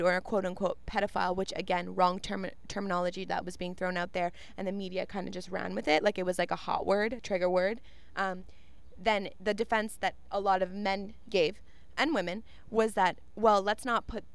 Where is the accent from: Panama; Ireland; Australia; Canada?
Canada; we are Canadian